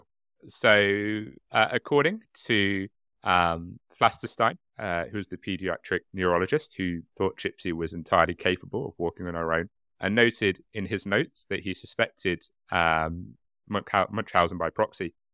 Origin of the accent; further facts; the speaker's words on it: United Kingdom; I'm very British